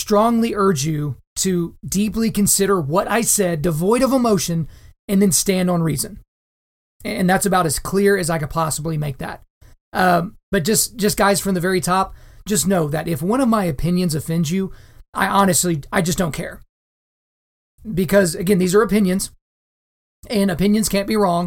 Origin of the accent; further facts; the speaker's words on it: Lawton, Oklahoma, United States; I grew up in a surprisingly diverse town in Southwest Oklahoma.